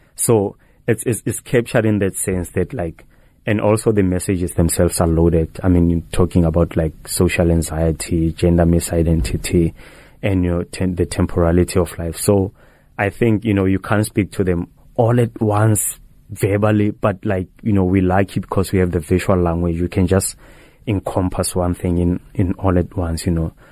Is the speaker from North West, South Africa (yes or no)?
yes; North West, South Africa; moved away; I was born in the Northwest Province, like, in, in Flagstaff